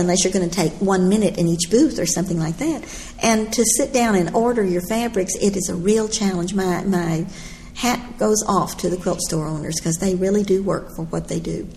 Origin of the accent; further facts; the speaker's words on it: Texas, United States; I'm from Texas.